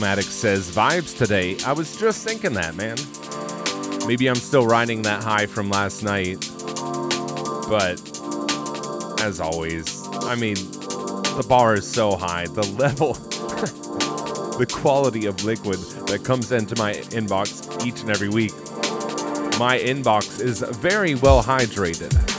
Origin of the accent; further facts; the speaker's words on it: Pittsburgh, Pennsylvania, United States; in my hometown